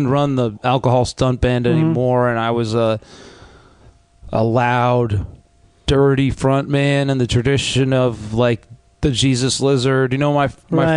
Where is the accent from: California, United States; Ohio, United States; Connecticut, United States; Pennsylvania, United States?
Connecticut, United States; New Canaan; now in Los Angeles, United States; I grew up in New Canaan, Connecticut.